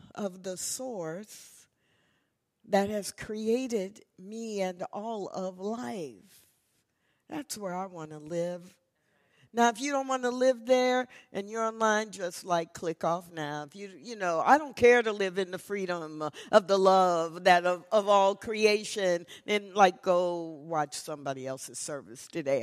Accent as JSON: {"language": "English", "region": "Missouri", "country": "United States", "tie": "born or raised there", "moved": "yes", "lives_now": "Texas, United States", "said": "I grew up in Missouri"}